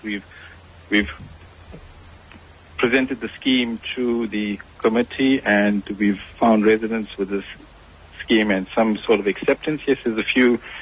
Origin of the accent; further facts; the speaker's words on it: Durban, KwaZulu-Natal, South Africa; I'm from Durban